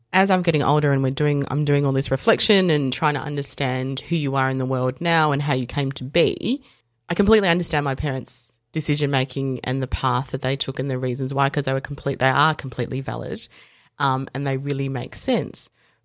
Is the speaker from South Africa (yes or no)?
yes; South Africa; So I was born in South Africa and I am coloured South African. So in South Africa, there's whites, coloureds, blacks, traditionally, and I fit into that coloured mix.